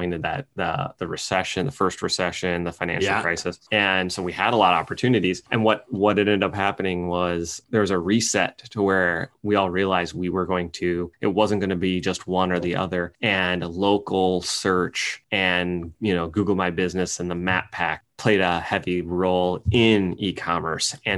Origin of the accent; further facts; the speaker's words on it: East Lansing, Michigan, United States; also born or lived in West Lafayette, Indiana / Ann Arbor, Michigan / Berkeley, California; Raised in right outside of East Lansing, Michigan, where Michigan State University is